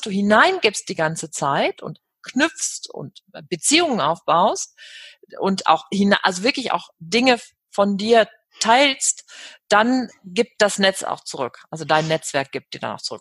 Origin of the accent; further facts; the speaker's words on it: Cologne, North Rhine-Westphalia, Germany; Köln, dann ist das ja meine Heimatstadt